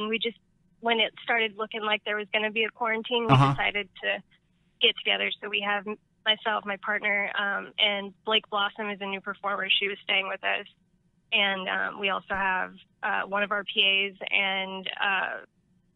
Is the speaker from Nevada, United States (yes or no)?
yes; Las Vegas, Nevada, United States; Las Vegas